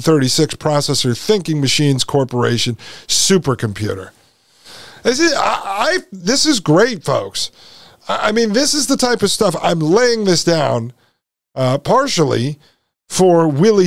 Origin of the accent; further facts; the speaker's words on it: Connecticut, United States; I was born and raised in Connecticut